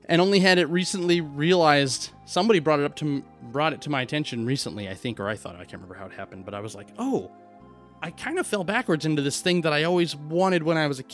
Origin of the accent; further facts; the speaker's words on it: Midwest, United States; growing up in the Midwest